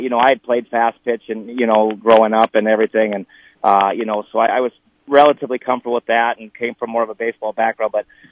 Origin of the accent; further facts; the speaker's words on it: Lester Prairie, Minnesota, United States; moved away as an adult; now in Edgerton, United States; I was from Lester Prairie, Minnesota. So I didn't know Troy or know about him until I moved to Edgerton